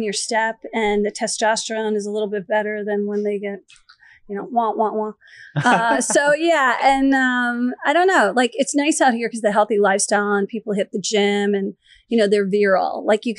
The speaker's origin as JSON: {"language": "English", "region": "East Coast", "country": "United States", "said": "But I'm from the East Coast."}